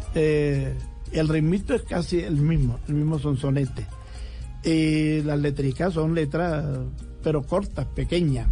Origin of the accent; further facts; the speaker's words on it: Costeño, Caribbean coast, Colombia; un tosteño bastante raro